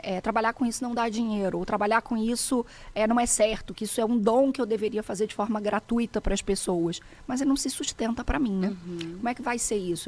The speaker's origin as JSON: {"language": "Portuguese", "region": "Rio de Janeiro", "country": "Brazil", "also_born_or_lived": "southern Brazil", "moved": "as an adult", "said": "Eu sou carioca"}